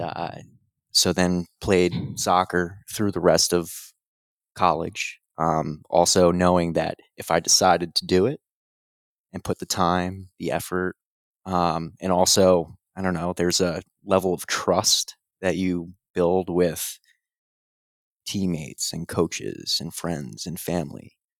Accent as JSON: {"language": "English", "town": "Madison", "region": "New Jersey", "country": "United States", "tie": "born or raised there", "said": "I grew up in Madison, New Jersey"}